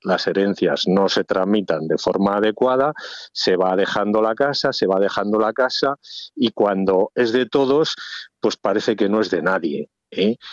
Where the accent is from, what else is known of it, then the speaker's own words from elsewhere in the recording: Ribera del Duero, Castile and León, Spain; mi pueblo pues lógicamente está ligado, está dentro de la ribera del Duero